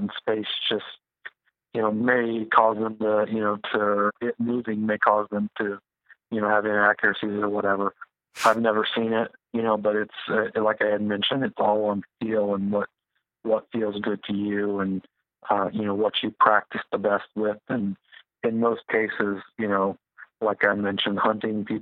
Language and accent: English; Midwest, United States; I grew up in the Midwest